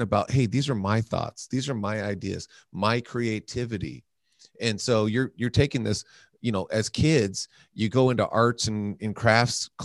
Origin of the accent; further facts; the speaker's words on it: North Las Vegas, Nevada, United States; I grew up in the hood. I grew up in North Las Vegas